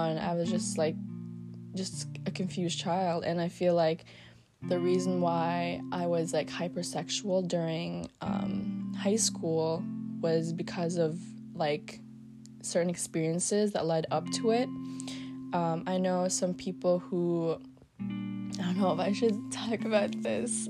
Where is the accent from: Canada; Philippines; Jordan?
Philippines; moved away; our island is known for having, like, a lot of tourism, because it is the marble capital of the Philippines